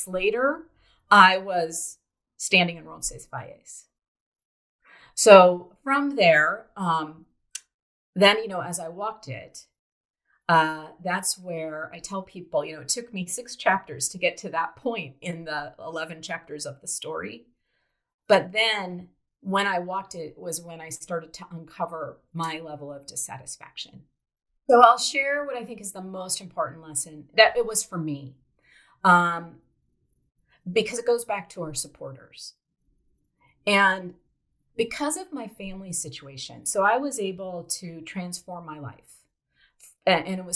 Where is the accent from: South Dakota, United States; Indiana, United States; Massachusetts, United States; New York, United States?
South Dakota, United States; I grew up in South Dakota, home of the wheat fields in the United States